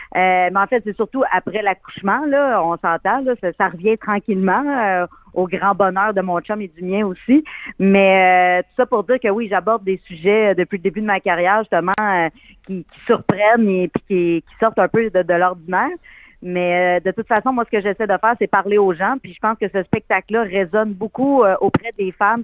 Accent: Abitibi, Quebec, Canada; moi j'ai été élevée avec mes grands-parents, puis euh, mon arrière-grand-mère venait toujours passer les étés chez nous. On se passait ma mère, là, c'est vraiment le cas de le dire. Elle vivait chez de mes tantes pendant quelques mois. Après ça, les étés, elle venait chez nous en Abitibi

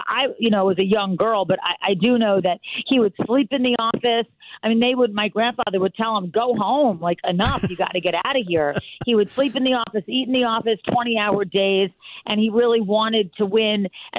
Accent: Philadelphia, Pennsylvania, United States; now in North Carolina, United States; I grew up in Philadelphia. Okay. So I would consider Philadelphia my hometown, yes.

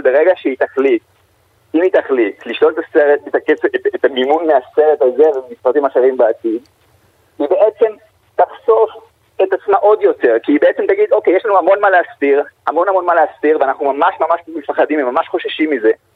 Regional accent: Israel; אני ישראלי ואני לא פלסטיני

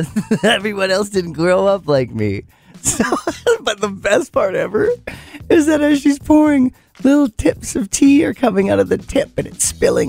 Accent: Penticton, British Columbia, Canada; I'm 9. I'm at the big course because you're growing up in Penticton Golf and Country.

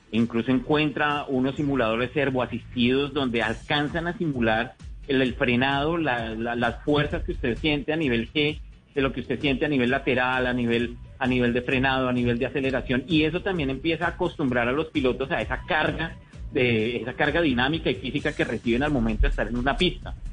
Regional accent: Colombia; te preguntan, hola, ¿cómo te llamas? ¿De dónde eres? Colombia, oh, wow, Colombia.

